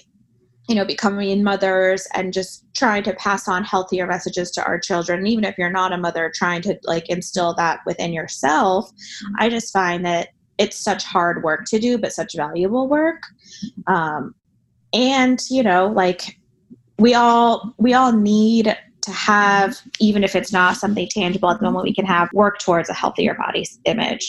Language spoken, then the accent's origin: English; Miami, Florida, United States; I grew up in Miami